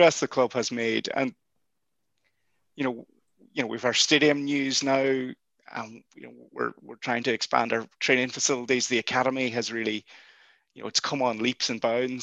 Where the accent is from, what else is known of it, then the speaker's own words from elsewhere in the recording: Buncrana, Ulster, Ireland; now in Galway, Ireland; I'm based in Galway, and if people could go to this game, I would drive to my hometown of Buncrana